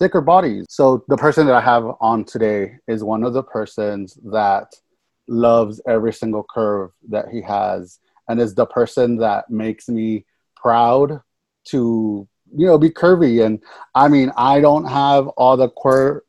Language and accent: English; California, United States; I was born and raised out here in California, and I'm a Valley kid